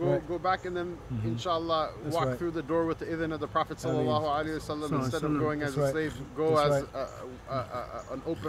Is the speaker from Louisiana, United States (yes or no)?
no; Cleveland, Ohio, United States; I'm from Cleveland.